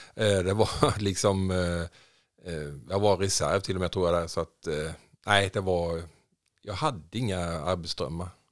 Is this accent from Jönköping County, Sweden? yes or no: yes; Jönköping, Jönköping County, Sweden; moved away as an adult; also born or lived in Saudi Arabia; now in Tidaholm, Sweden; Jag är uppväxt i Jönköping, i Vättersnäs, mellan Huskvarna och Jönköping.